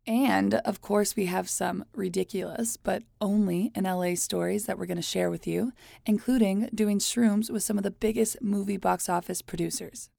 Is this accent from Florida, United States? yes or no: yes; Hialeah, Florida, United States; moved away as an adult; also born or lived in New York City; now in Los Angeles, United States; I was born in Miami, Florida, in a very fun, extremely Cuban place called Hialeah. I left home at eighteen